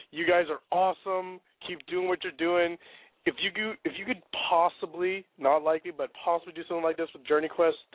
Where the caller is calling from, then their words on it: Sumner, Washington, United States; I'm calling from Sumner, Washington. It's a little small town off